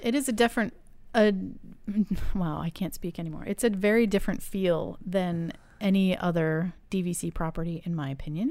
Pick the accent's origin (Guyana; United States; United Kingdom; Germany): United States; New England; I grew up in New England